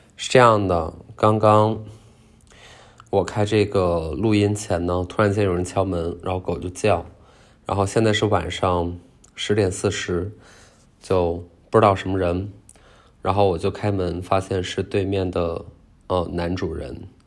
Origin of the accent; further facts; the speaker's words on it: Heilongjiang, China; 我是东北人，黑龙江，边陲，离俄罗斯也非常近